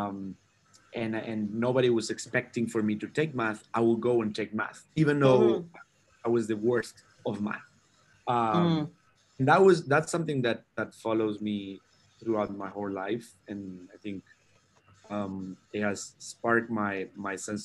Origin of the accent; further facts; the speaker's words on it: Concepción, Biobío, Chile; I'm from Chile, originally from Chile. I grew up in the south of Chile, around 300 miles south of the capital, Santiago